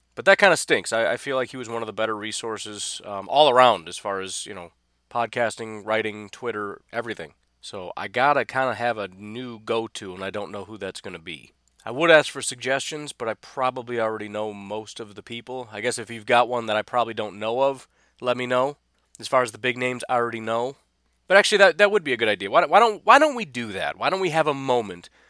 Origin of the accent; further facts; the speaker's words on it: Illinois, United States; I, I grew up in Illinois